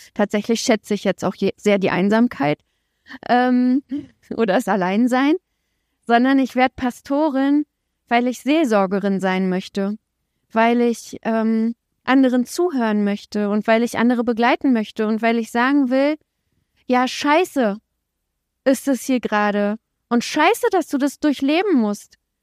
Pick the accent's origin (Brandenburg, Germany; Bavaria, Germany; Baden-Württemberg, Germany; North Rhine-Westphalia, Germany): Brandenburg, Germany; Templin; Ich bin in Templin geboren, das ist so eine Kleinstadt in der Uckermark in Brandenburg